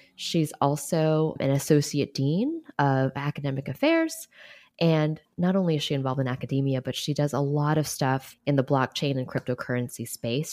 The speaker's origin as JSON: {"language": "English", "town": "New York City", "region": "New York", "country": "United States", "tie": "born or raised there", "said": "a Chinese American girl born and raised in New York City"}